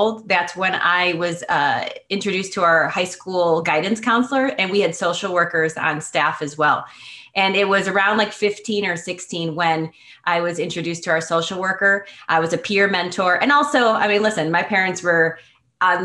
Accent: Schaumburg, Illinois, United States; I grew up in Schaumburg, which is a big suburb in Chicago

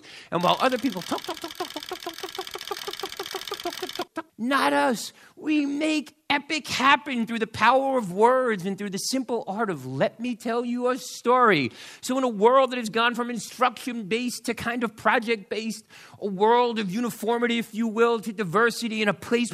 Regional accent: New York City, New York, United States; I am from New York, New York City. This little slice of heaven, the South Bronx, is my home, right there.

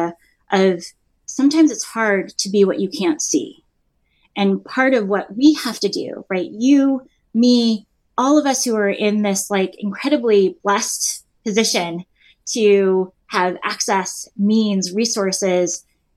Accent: Los Angeles, California, United States; growing up in Los Angeles

